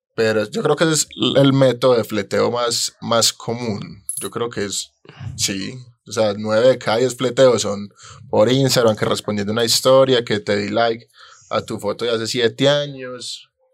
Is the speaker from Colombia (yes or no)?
yes; Colombia; yo fallé como colombiano